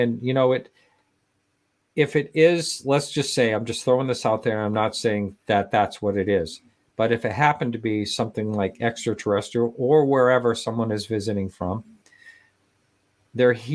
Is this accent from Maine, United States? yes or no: yes; Eliot, Maine, United States; I grew up in Elliott, Maine.